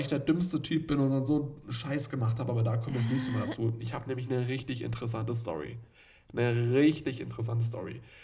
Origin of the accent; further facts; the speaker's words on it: Nuremberg, Bavaria, Germany; ich als Nürnberger